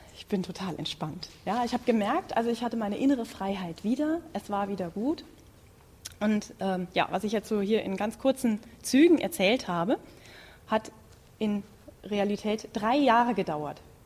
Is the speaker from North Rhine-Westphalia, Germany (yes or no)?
yes; Münsterland, North Rhine-Westphalia, Germany; ich komme gebürtig aus Münsterland, da gibt es Schützenfest